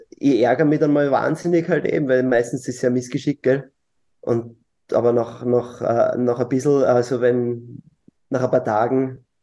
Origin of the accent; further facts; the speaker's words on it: Lower Austria, Austria; Hm, ich bin Niederösterreicher, deswegen stellt sich die Frage.